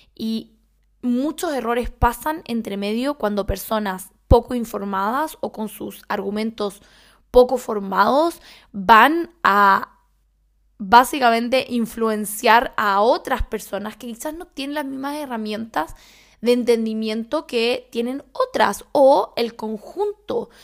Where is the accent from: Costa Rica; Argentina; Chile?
Chile; soy chilena